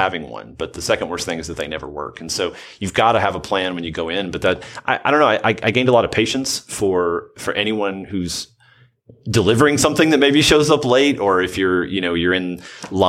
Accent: Southern Middle Tennessee, United States; I'm from the Southern Middle Tennessee area

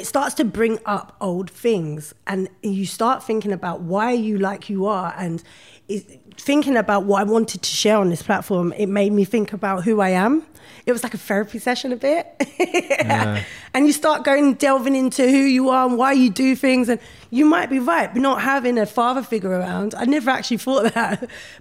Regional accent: London, United Kingdom; I grew up in Brixton

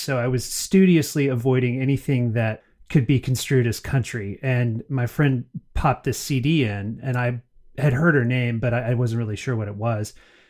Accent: Northeast Alabama, United States; I grew up in Northeast Alabama, so spent a lot of time in Louisiana and North Florida and Mississippi and all around there.

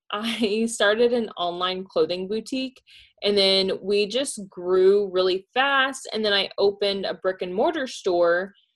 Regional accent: Pasadena, Texas, United States; also born or lived in Kentucky; now in Deer Park, United States; Pasadena, Texas.

